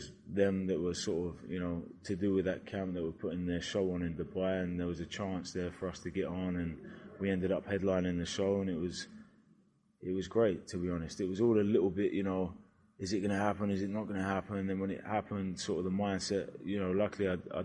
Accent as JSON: {"language": "English", "town": "Brighton", "region": "South East England", "country": "United Kingdom", "tie": "born or raised there", "said": "Brighton, my hometown"}